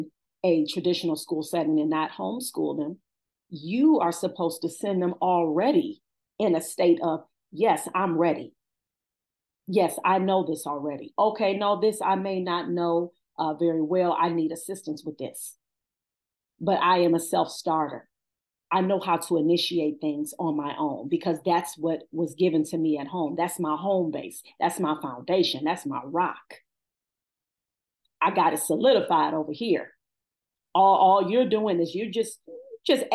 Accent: Cleveland, Ohio, United States; I've been born and raised in Cleveland

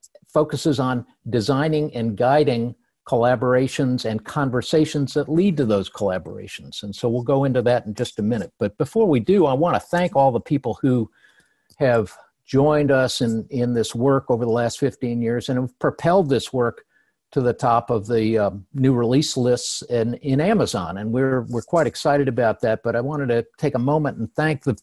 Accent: Cleveland, Ohio, United States; I'm from Cleveland. I grew up there and I saw the steel mills closing down

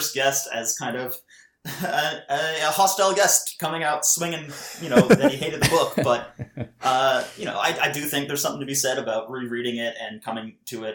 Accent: Canada; now in Scotland, United Kingdom; I'm a Canadian and British cartoonist, comics educator, and filmmaker currently living in Scotland

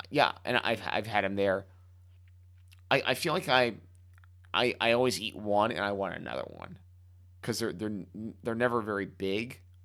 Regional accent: Miami, Florida, United States; moved away; growing up in Miami

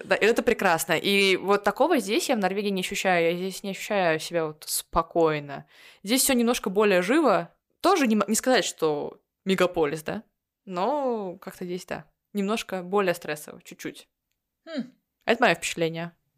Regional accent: Pskov, Pskov Oblast, Russia; moved away as an adult; also born or lived in Finland; now in Oslo, Norway; Я родилась в Пскове, но уехала оттуда в 18 лет

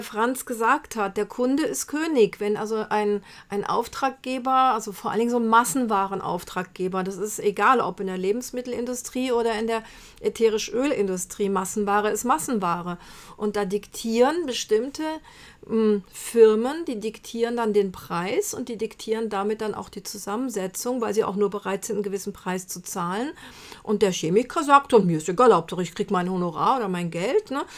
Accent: Brazil; moved away; als Kind in Brasilien hatten wir im Garten einen Bitterorangenbaum

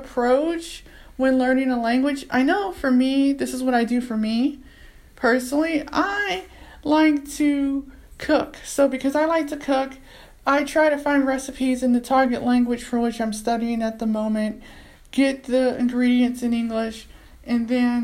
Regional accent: United States; I'm an American. I'm from America

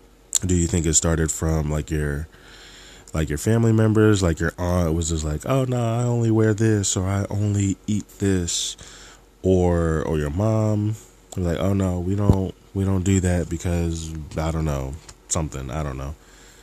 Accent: New Jersey, United States; I'm sure people from South Jersey can relate to this. When you go into Philly, or even if you go to Trenton or Camden, they'd be like, oh, y'all rich.

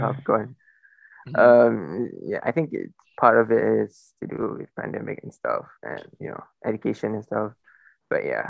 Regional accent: Melaka, Malacca, Malaysia; also born or lived in Kuala Lumpur; now in Selangor, Malaysia; that's my hometown. And my parents are both from Melaka

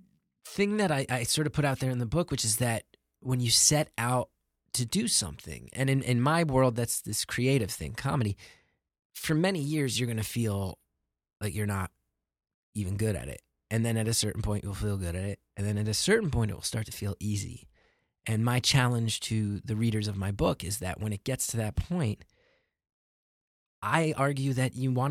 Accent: New York City, New York, United States; Being a New Yorker is very nice because I can do shows every single night.

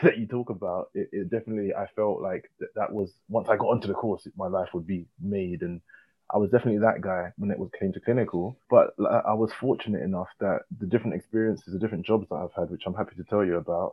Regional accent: London, United Kingdom; also born or lived in Leytonstone; I grew up in Hackney, and I went to a Hackney primary school, and then moved further east to Leytonstone

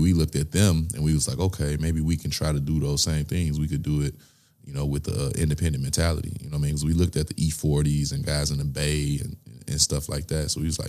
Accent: Nigeria; You know I'm Nigerian, right?

